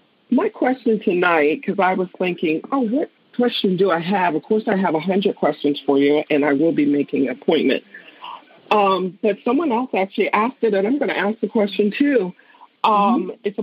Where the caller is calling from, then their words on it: Gaithersburg, Maryland, United States; I am calling from Maryland, Gaithersburg, Maryland.